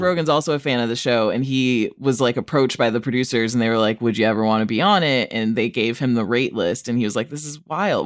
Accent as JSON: {"language": "English", "town": "Rockford", "region": "Illinois", "country": "United States", "tie": "born or raised there", "said": "my hometown, Rockford, Illinois"}